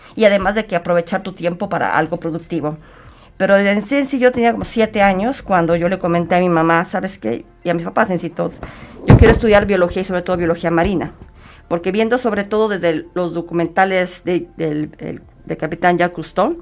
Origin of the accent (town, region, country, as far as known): Guadalajara, Jalisco, Mexico; born or raised there